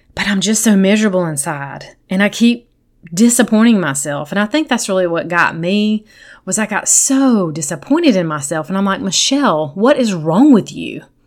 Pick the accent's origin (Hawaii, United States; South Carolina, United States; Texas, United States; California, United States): South Carolina, United States; I grew up in South Carolina in a Christian home.